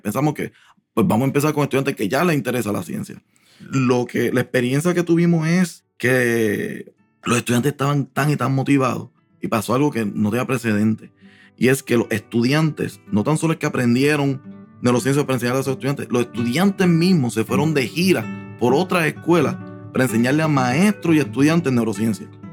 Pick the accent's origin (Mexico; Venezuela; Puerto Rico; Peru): Puerto Rico; moved away as an adult; also born or lived in New York